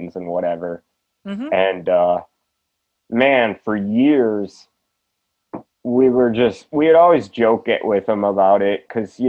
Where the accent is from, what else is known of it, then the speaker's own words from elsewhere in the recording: Wisconsin, United States; also born or lived in Twin Cities, Minnesota; I was born in the Twin Cities, grew up in Wisconsin right across the border